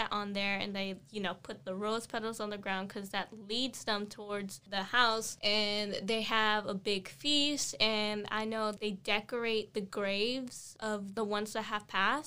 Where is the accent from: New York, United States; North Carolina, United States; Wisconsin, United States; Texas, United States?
Texas, United States; I'm Mexican American. I'm not from Mexico. I was born in Texas.